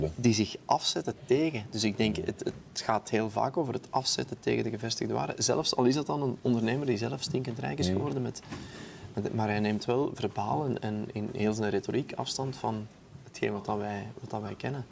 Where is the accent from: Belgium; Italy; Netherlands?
Belgium; Aarschot, Flanders; mijn, mijn thuisstad in Aarschot